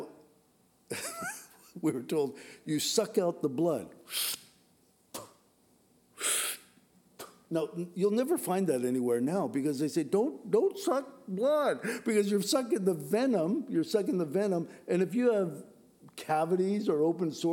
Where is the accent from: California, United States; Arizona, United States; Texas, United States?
California, United States; San Diego; moved away; also born or lived in Washington; I grew up in San Diego, and we lived in Poway